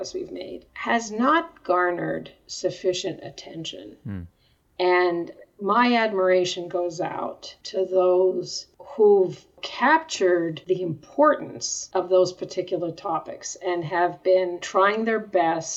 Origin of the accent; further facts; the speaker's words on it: Montreal, Quebec, Canada; moved away as an adult; also born or lived in Denver, Colorado; I was born in Canada, in Montreal, I actually went to Denver